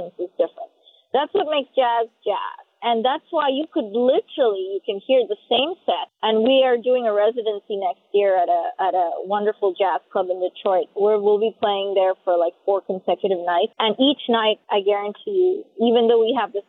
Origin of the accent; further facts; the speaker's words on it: South India, India; moved away; I was born in South India, so I grew up playing Chopin and Mozart